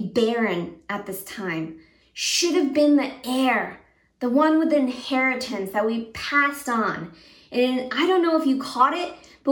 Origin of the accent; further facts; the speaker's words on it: Japan; also born or lived in Connecticut; now in United States; Growing up in Japan, where it was more of an Eastern culture